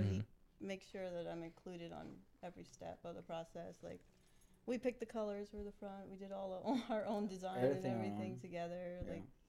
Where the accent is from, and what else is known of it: New Jersey, United States